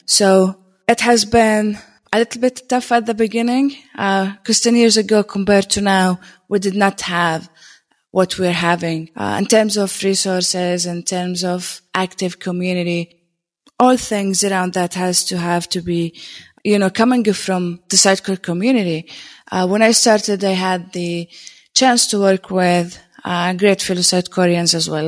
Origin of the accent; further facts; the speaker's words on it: Jordan; I'm a technologist from Jordan.